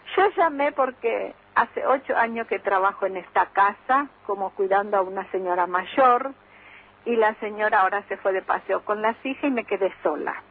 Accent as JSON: {"language": "Spanish", "country": "Paraguay", "moved": "as an adult", "lives_now": "Argentina", "said": "Yo me vine de Paraguay para trabajar y para vivir mejor"}